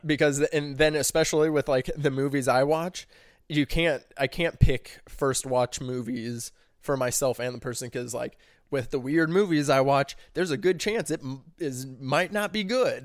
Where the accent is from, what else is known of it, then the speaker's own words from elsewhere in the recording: Arnold, Missouri, United States; also born or lived in Springfield, Missouri; Arnold is, I'd say, hometown just 'cause that's where I spent the most time